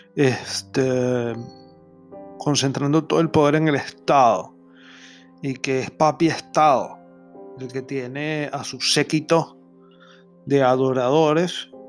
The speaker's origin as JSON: {"language": "Spanish", "country": "Venezuela", "said": "lo que nosotros llamamos en criollo, en mi país Venezuela"}